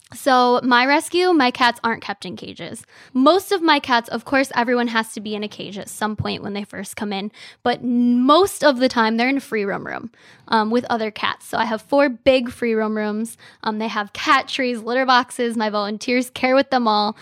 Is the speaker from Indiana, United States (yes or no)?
no; Frankenmuth, Michigan, United States; also born or lived in Bay City, Michigan; I'm born and raised in Frankenmuth, Michigan